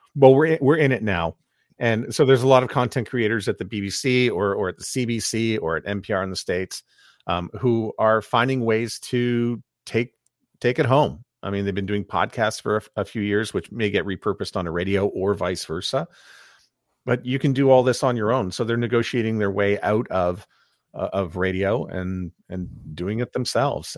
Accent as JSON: {"language": "English", "town": "Montreal", "region": "Quebec", "country": "Canada", "tie": "born or raised there", "said": "I'm from Montreal where, um, you know, I grew up listening on Shalom F M"}